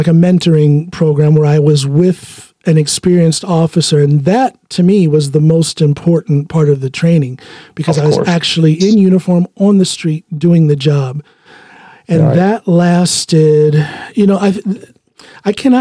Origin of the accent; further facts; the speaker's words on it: Ohio, United States; moved away as an adult; also born or lived in Chicago; now in Norway; my hometown in Ohio